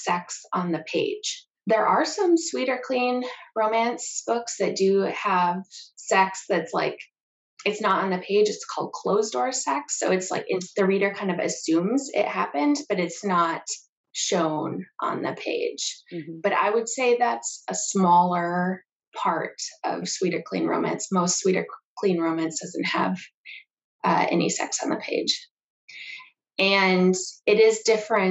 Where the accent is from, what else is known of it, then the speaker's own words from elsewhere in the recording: Minnesota, United States; moved away; I am actually originally from Minnesota